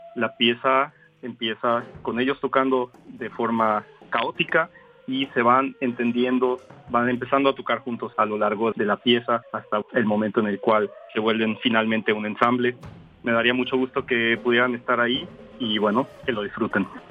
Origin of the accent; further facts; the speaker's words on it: Orizaba, Veracruz, Mexico; now in Germany; soy un compositor mexicano de Orizaba, Veracruz, radico en Alemania